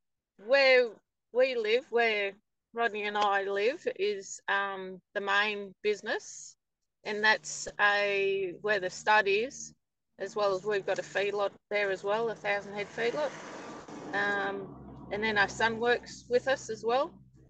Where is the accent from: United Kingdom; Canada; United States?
United Kingdom; England; now in Australia; No. I'm originally from England and then came out here, and then my father, he moved to Mount Tyson